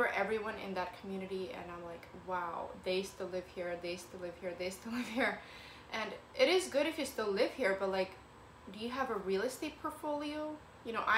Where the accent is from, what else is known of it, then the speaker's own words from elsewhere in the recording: Kent, Washington, United States; also born or lived in Ukraine / Federal Way, Washington; now in Seattle, United States; I was born in Ukraine and I moved over to America, and then we moved to Kent and Federway and then back to Kent